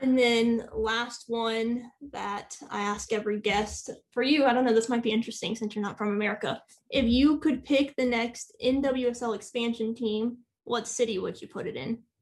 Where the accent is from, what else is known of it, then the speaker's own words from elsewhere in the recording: United States; as an American fan